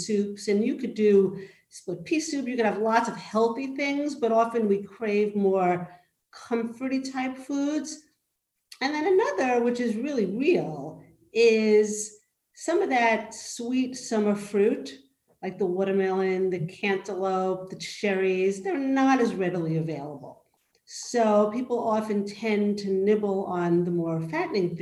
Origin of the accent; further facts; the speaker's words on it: New York, United States; I'm from New York